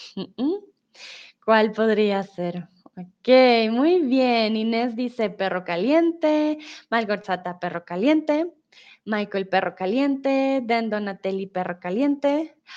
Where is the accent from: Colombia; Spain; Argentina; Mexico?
Colombia; soy de Colombia